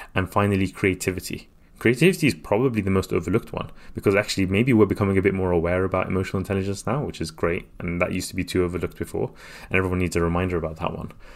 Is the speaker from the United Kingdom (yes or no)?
yes; London, United Kingdom; also born or lived in Baghdad, Iraq; I came to London when I was three years old